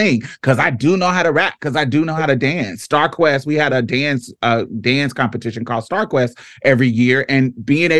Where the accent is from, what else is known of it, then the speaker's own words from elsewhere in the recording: Indianapolis, Indiana, United States; I grew up in Indianapolis